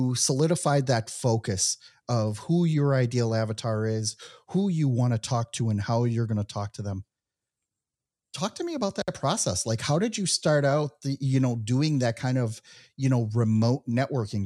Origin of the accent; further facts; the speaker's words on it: United States; moved away as an adult; also born or lived in Mexico / Israel; I was born and raised in the United States